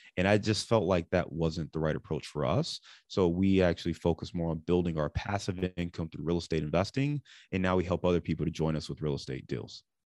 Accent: Cleveland, Ohio, United States; also born or lived in Dayton, Ohio / Detroit / Chicago; now in Cincinnati, United States; I live in Cincinnati today, but I'm born and raised in Cleveland.

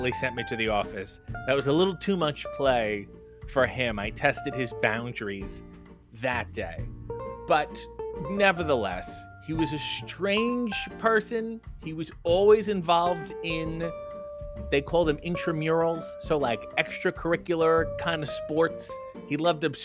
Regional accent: Canada; being in a Canadian school, for those of you who do not go to Canadian schools, we had French teachers in elementary school

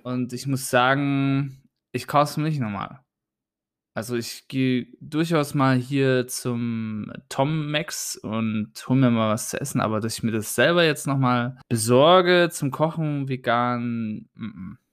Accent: Germany; bei uns in Deutschland

